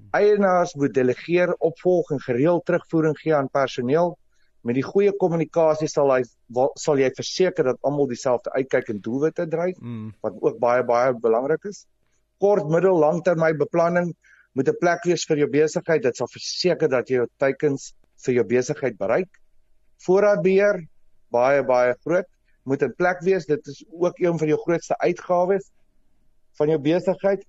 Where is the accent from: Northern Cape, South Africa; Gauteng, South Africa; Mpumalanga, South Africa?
Gauteng, South Africa; Vereeniging; ek het skool gegaan in Vereniging in Hoërskool 3 Riviere. Ehm um, Ek het my hele skoolloopbaan daar deurgebring